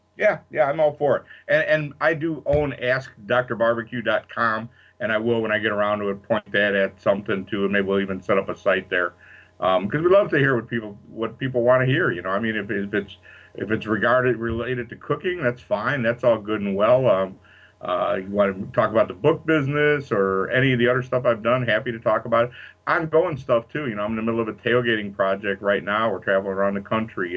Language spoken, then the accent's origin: English; Chicago, Illinois, United States; I'm from Chicago